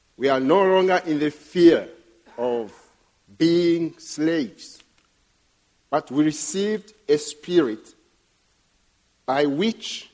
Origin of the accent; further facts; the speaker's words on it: Burundi; first language Kirundi; English is a second language; my native language, which is Kirundi